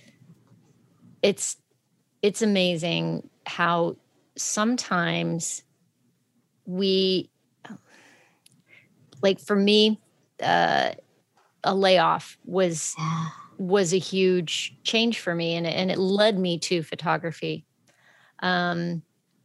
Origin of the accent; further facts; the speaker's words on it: Texas, United States; I'm from Texas. We're friendly. We're friendly there.